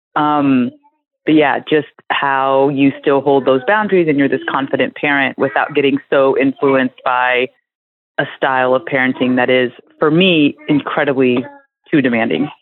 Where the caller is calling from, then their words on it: South Carolina, United States; I'm calling from South Carolina.